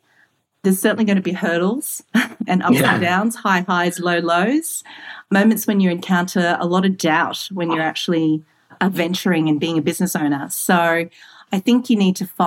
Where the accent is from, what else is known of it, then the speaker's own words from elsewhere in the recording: Singapore; moved away; also born or lived in Australia / London; So I'm Singaporean born. I'm Australian Malay Chinese woman in technology that's lived in London